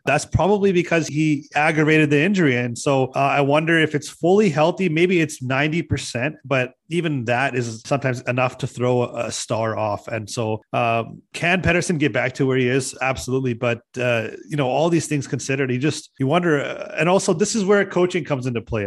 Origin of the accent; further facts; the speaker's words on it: Vancouver, British Columbia, Canada; Born and raised in South Vancouver